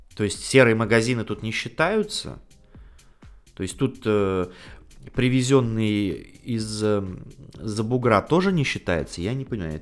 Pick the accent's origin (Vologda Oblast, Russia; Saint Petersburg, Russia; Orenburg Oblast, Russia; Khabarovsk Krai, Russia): Saint Petersburg, Russia; жители моего родного города Санкт-Петербурга